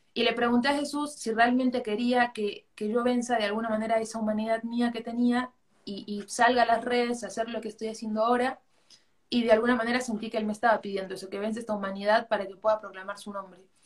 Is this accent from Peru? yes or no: yes; Arequipa, Peru; soy de Arequipa, Perú